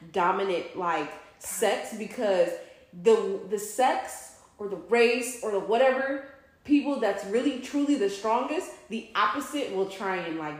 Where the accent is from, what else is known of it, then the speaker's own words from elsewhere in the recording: St. Louis, Missouri, United States; also born or lived in New York City; now in Atlanta, United States; when I was a kid growing up in St. Louis